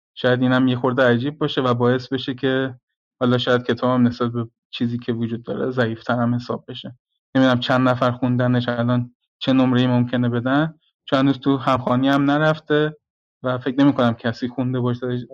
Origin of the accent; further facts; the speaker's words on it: Gorgan, Golestan, Iran; محیط شهر خودمون رو در نظر گرفتم گرگان